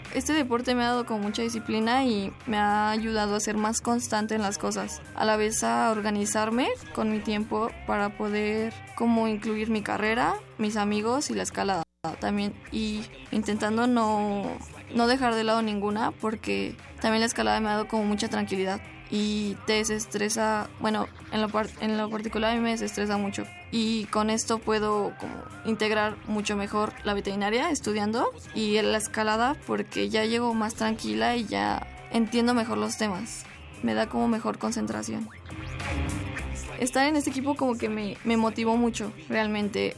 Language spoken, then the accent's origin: Spanish; Mexico City, Mexico; yo nací en la Ciudad de México el 5 de octubre de 1996